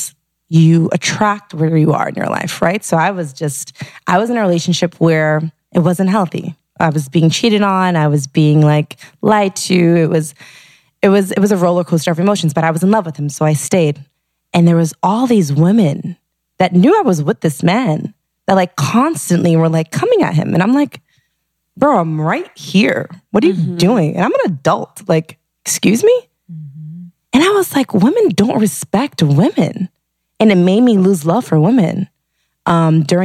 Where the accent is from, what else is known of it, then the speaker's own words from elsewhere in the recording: Gardner, Massachusetts, United States; moved away; I'm from Gardner, Mass, small town, like an hour outside of Boston